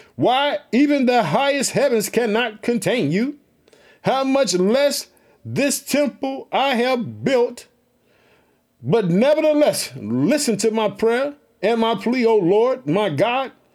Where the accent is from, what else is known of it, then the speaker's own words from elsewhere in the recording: Illinois, United States; also born or lived in Chicago; We are heard in the state of Illinois, which is my home state. I reside in the city of Chicago